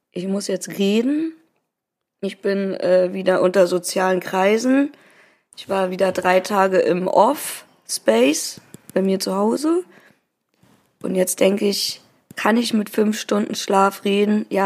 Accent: Hamburg, Germany

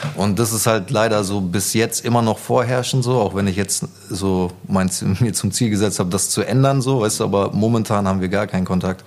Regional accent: Gütersloh, North Rhine-Westphalia, Germany; moved away as an adult; also born or lived in Hamburg; now in Berlin, Germany; ich bin in Gütersloh geboren und mhm. da auch aufgewachsen

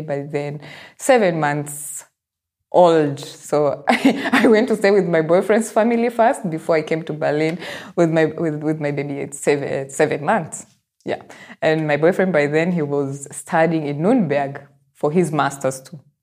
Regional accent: Nairobi, Kenya; I am from Nairobi

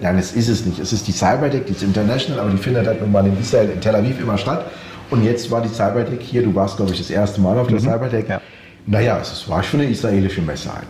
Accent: Austria; jetzt sind wir beide aus Österreich

